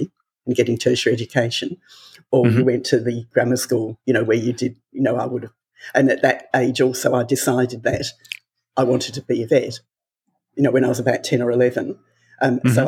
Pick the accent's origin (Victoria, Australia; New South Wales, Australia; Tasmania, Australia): Tasmania, Australia; also born or lived in England; I was actually born in England, and I was there until I was 3 years old. And then my parents decided to emigrate to Tasmania. So we moved to Tasmania.